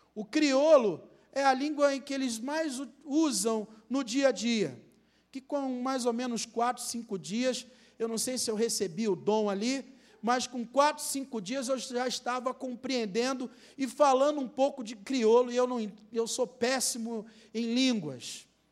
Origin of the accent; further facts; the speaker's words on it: Rio de Janeiro, Brazil; na minha terra, Rio de Janeiro